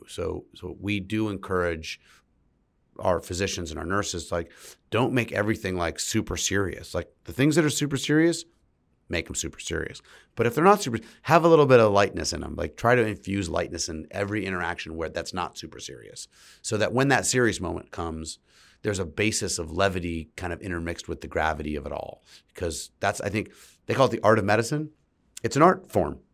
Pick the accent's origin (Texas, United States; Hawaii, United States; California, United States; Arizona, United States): California, United States; San Francisco; my whole family's from San Francisco, and I grew up in San Francisco